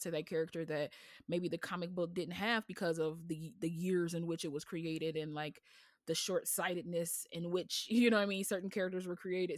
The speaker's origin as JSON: {"language": "English", "country": "United States", "said": "an American with this voice"}